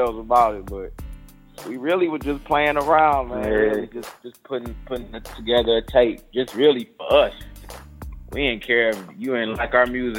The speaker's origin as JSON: {"language": "English", "town": "Detroit", "region": "Michigan", "country": "United States", "said": "We all from different neighborhoods from off the west side of Detroit. You know, I'm from Finkel Ave"}